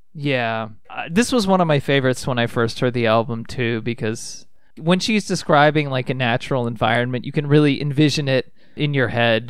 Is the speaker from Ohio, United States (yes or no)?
yes; Ohio, United States; I grew up in Ohio.